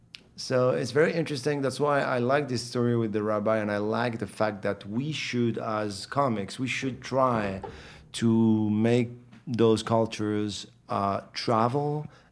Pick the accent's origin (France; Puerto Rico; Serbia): France; also born or lived in Morocco; I'm from France. I was born in Morocco.